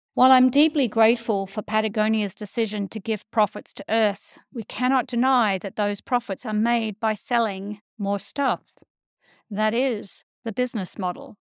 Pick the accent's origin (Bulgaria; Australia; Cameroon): Australia; a white Australian living on a colonized land